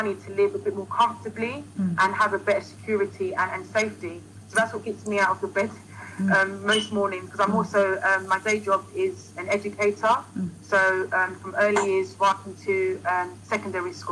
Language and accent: English; United Kingdom; I'm a Ghanaian diaspora, born in the UK